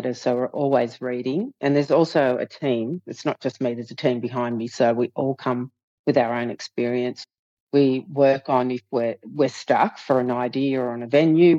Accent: Southern Highlands, New South Wales, Australia; I'm from the Southern Highlands

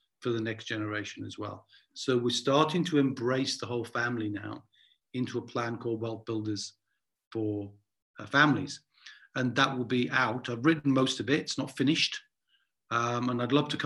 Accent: Newcastle upon Tyne, North East England, United Kingdom; growing up in Newcastle

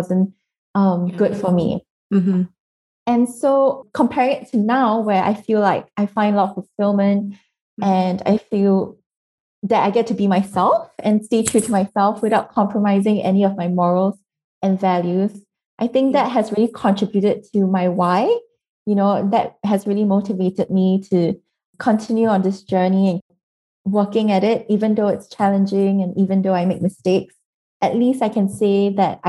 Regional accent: Singapore; I'm from Singapore, which is a very small country

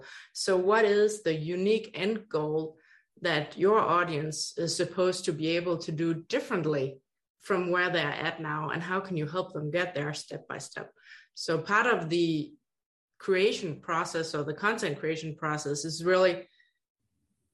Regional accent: Denmark; accent: Danish; moved away as an adult; now in Hawaii, United States; 3 master's degrees from Denmark, where my accent is from

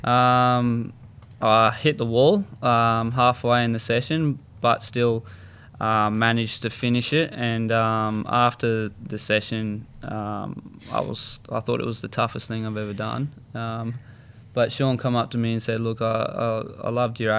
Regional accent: Sydney, New South Wales, Australia; I was brought up in Maroubra.

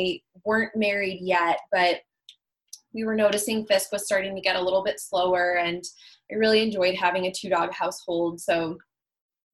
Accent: Chicago, Illinois, United States; where I grew up in Chicago

